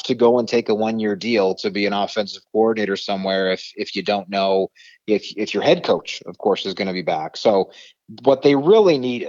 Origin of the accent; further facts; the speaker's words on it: Winnipeg, Manitoba, Canada; I'm born and bred in Winnipeg